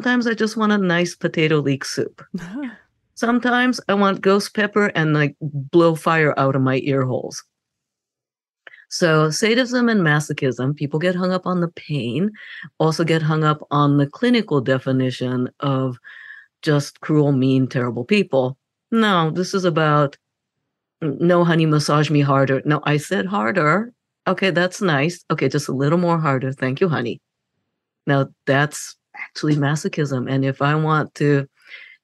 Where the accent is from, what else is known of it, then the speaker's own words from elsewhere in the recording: Japan; moved away; I grew up in Japan